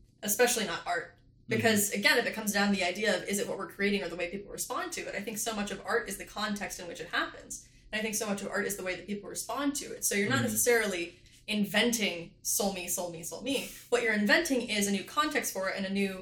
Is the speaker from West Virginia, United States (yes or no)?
yes; West Virginia, United States; I grew up in West Virginia